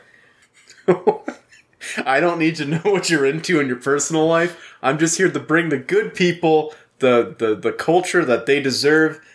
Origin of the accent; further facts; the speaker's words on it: Louisiana, United States; moved away; I'm from Louisiana. People know I'm from Louisiana